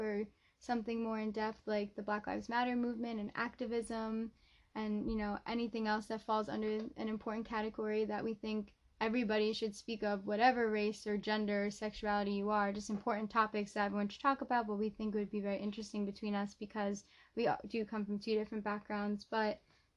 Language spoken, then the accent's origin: English; New Jersey, United States; I'm 23. I'm from New Jersey, and I'm white